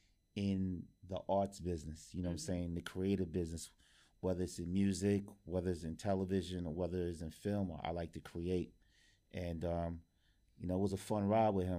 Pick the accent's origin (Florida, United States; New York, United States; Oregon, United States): New York, United States; New York City; also born or lived in Far Rockaway, Queens; I grew up in Harlem on 128th and St. Nicholas. Then I moved out to Far Rockaway when I was like about 13, 14